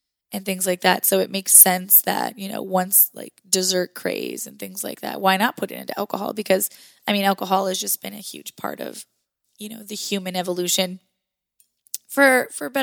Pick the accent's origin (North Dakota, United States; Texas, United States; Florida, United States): North Dakota, United States; I'm from North Dakota